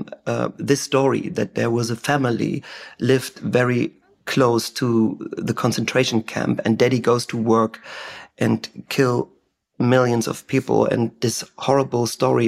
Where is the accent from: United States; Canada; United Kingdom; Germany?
Germany; first language German; English is a second language; German is my native language